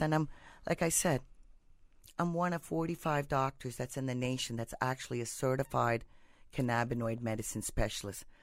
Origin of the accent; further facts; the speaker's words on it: India; now in United States; I'm from India.